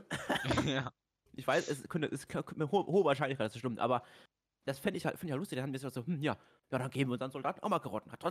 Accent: Austria; Moin, ich bin aus Österreich und warum kennst du kein Pesto?

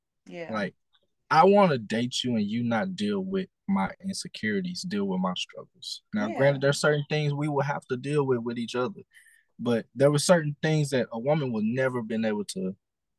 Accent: Lake Charles, Louisiana, United States; now in Austin, United States; me, my family, we all reside from Lake Charles, Louisiana.

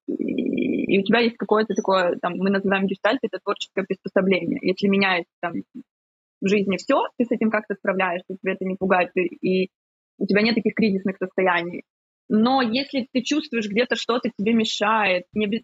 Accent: Ukraine; now in Cyprus; сама из Украины, сейчас живу на Кипре

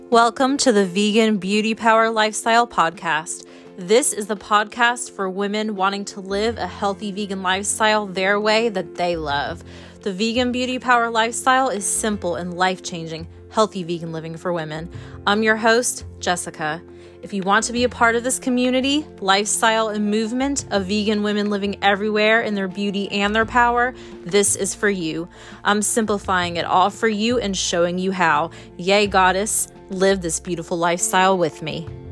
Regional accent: Georgia, United States; also born or lived in Pittsburgh, Pennsylvania; I was born in Pittsburgh, but I have moved to Georgia when I was a kid

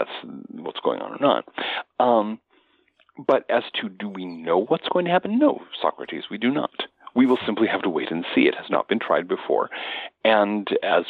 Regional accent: United States; as an American

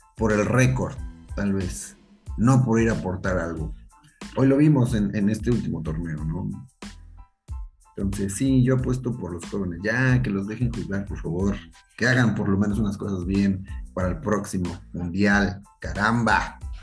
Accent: Mexico; somos los mexicanos

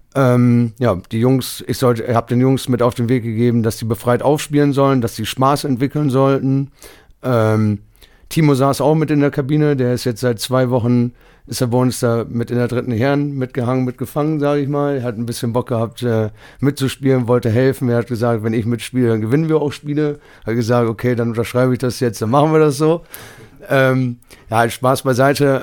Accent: Bramsche, Lower Saxony, Germany; Ich bin hier, ich, das ist meine Heimat

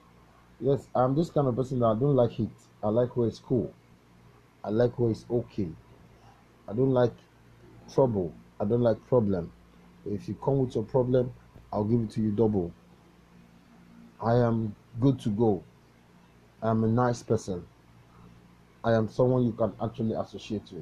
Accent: Enugu State, Nigeria; I'm from Enugu State. In Kano, to be precise. And my village is in Burubu. You see? Already you know that I'm an Igbo man by nature and by characteristics

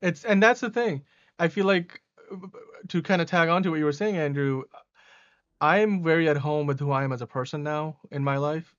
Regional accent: Pakistan; moved away; I was born in Pakistan

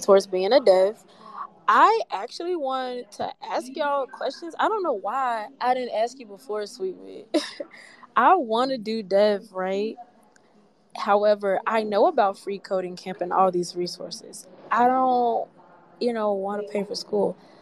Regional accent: Memphis, Tennessee, United States; I come from Memphis

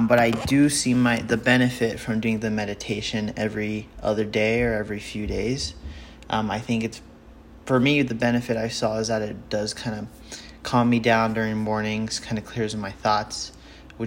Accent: Utah, United States; I'm from Utah

